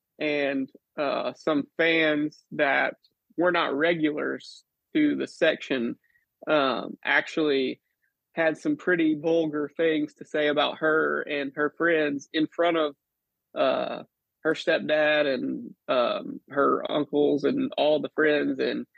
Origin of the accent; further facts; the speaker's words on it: Mississippi Gulf Coast, United States; I'm from Mississippi, born and raised here on the Mississippi Gulf Coast, which is a lot different from the rest of Mississippi.